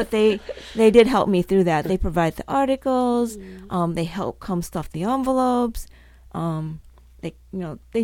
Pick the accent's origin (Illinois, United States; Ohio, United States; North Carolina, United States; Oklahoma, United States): Ohio, United States; Cleveland; growing up in Cleveland